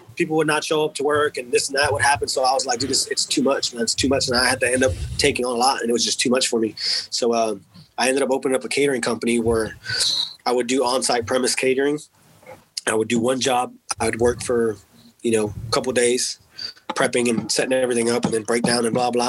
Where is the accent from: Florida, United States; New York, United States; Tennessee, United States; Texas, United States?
Texas, United States; because I was from Texas